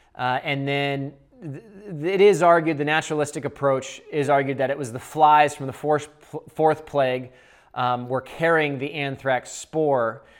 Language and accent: English; Seattle, Washington, United States; moved away as an adult; also born or lived in Boulder, Colorado; I'm from the Northwest. I'm from Seattle. And when I was eighteen, I went to Boulder, Colorado